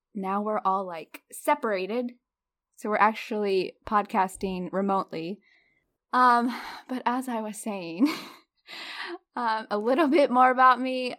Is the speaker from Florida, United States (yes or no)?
yes; Florida, United States; moved away as an adult; now in North Carolina, United States; I'm living in North Carolina with my husband, and I'm originally from Florida